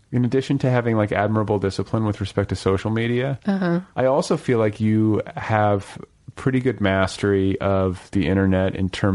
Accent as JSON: {"language": "English", "region": "Midwest", "country": "United States", "said": "I'm from the Midwest"}